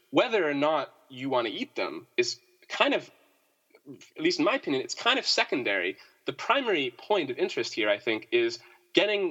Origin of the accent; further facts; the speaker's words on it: Canada; moved away as an adult; also born or lived in United States; I'm from Canada originally